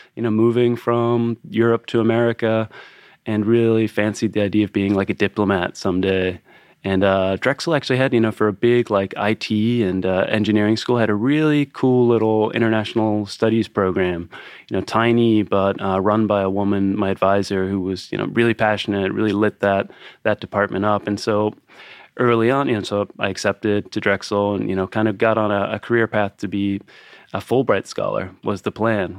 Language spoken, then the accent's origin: English; Lisburn, Northern Ireland, United Kingdom; also born or lived in Pittsburgh; now in Philadelphia, United States; I was born and raised in Northern Ireland